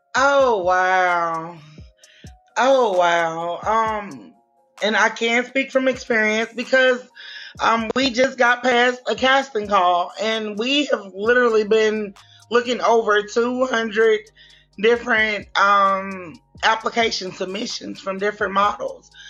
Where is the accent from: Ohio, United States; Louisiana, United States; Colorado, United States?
Louisiana, United States; Shreveport; I'm from Shreveport, Louisiana